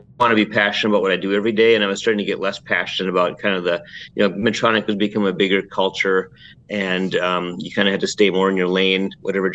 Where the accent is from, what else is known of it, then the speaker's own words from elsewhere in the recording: Alexandria, Minnesota, United States; I grew up in Minnesota, Alexandria, Minnesota